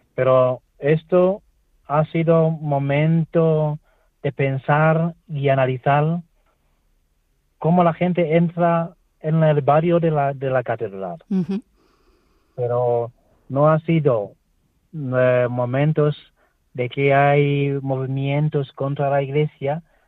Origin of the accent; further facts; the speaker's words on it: Tanzania; Spanish is a second language; moved away as an adult; now in Spain; estoy aquí en mi país de origen con mi madre y con la parroquia aquí donde nací yo